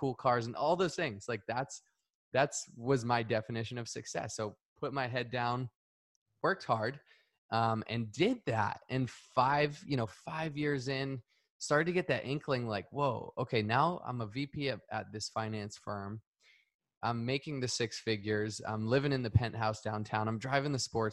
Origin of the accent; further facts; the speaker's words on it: Northeast, United States; moved away; I grew up in the Northeast